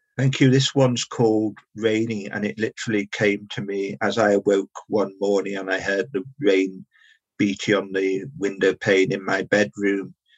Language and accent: English; Liverpool, North West England, United Kingdom; now in London, United Kingdom; I live and work in London, but I'm originally from Liverpool